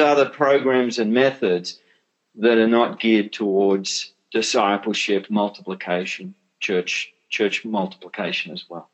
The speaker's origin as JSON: {"language": "English", "country": "Australia", "said": "as an Australian"}